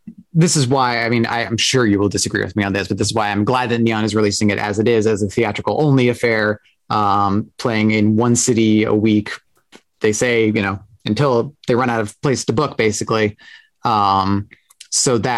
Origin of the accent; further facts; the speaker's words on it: Portland, United States; moved away; I grew up in Portland